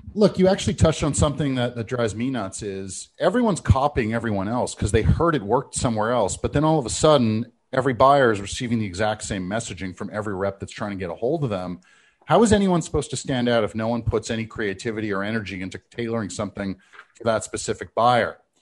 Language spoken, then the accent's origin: English; Canada; I'm Canadian